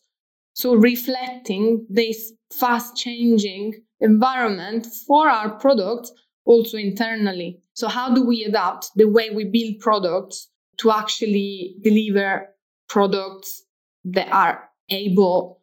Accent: Rome, Lazio, Italy; now in Manchester, United Kingdom; I'm from Rome, Italy.

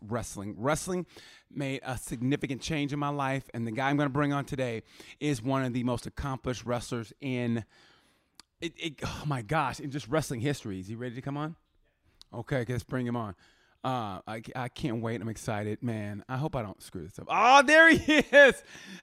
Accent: Muskogee, Oklahoma, United States; I'm from Muskogee

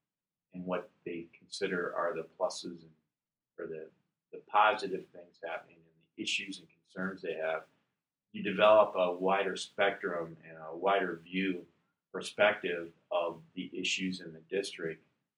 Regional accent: Illinois, United States; I'm from Illinois with 6,200.

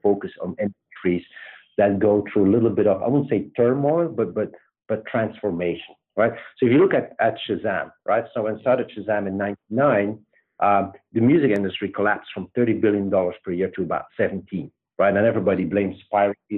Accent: Belgium; accent: Belgian; moved away as an adult; also born or lived in Luxembourg; now in United States; I grew up in Belgium. Um, and um, yeah, pretty much lived there till I was 26 with a, a small stint in Luxembourg

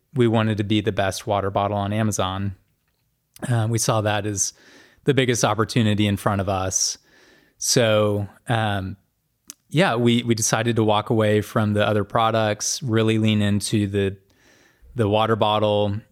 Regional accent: Norman, Oklahoma, United States; I grew up in Norman, um, went to the University of Oklahoma, which is in Norman

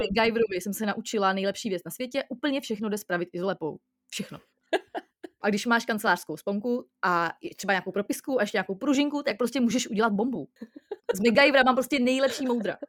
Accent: Most, Ústí nad Labem Region, Czechia; jsem z Mostu a teď jsem v Mostě

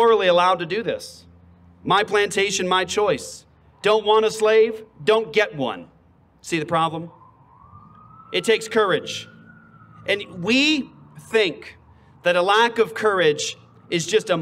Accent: Phoenix, Arizona, United States; I'm from Phoenix. I'm from Arizona

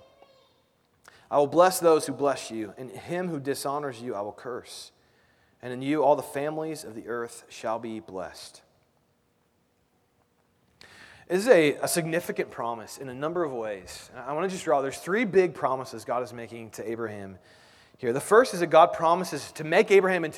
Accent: Indianapolis, Indiana, United States; now in Kansas City, United States; I grew up in Indianapolis. I live in Kansas City

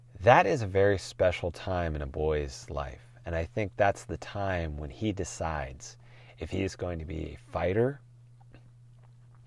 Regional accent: Portland, United States; I'm from Portland. I've seen this shit since the 70s and I was only 5 years old.

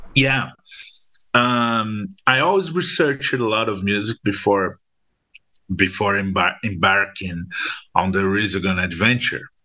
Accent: Brazil; in Brazil, when we when we are uh, from a middle class uh, family, we learn at school that we not Brazilian

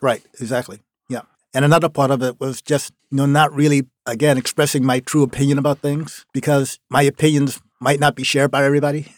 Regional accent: Norco, Louisiana, United States; also born or lived in New Orleans, Louisiana; now in Maine, United States; the town I grew up in, like I said, it was called Norco, Louisiana

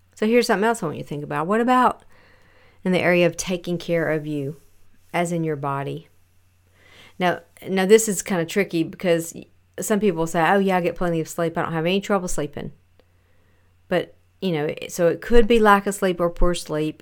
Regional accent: the South, United States; raised in the South

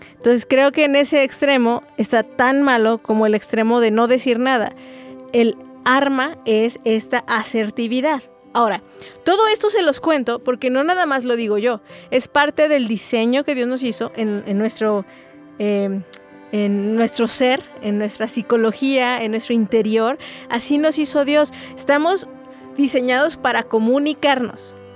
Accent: Mexico; also born or lived in Guadalajara, Jalisco; como buenos mexicanos truncamos mucho eso

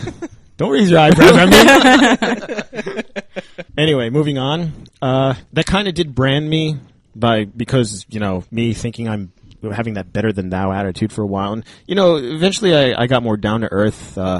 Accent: Lakewood, New Jersey, United States; So I grew up in Lakewood. I went to Lakewood Hebrew Day School until kindergarten.

